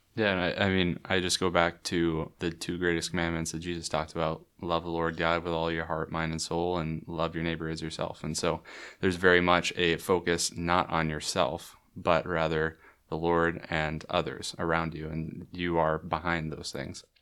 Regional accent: Waco, Texas, United States; I grew up here in Waco

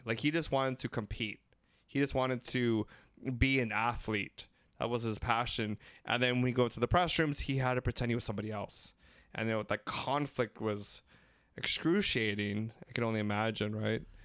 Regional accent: Philippines; We're three Filipino gay guys

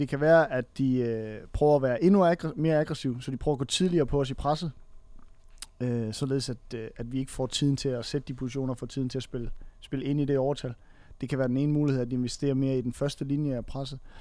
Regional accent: Funen, Southern Denmark, Denmark; jeg kommer fra Fyn af

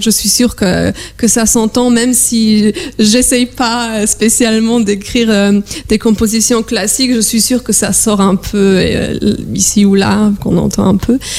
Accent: Warsaw, Masovian Voivodeship, Poland; moved away; je suis polonaise, je viens de Varsovie.

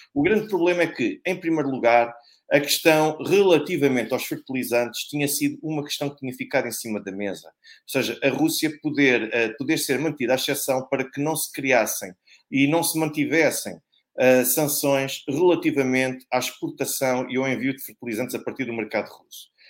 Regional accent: Portugal; nós, portugueses, nós temos o direito de voltar ao nosso país

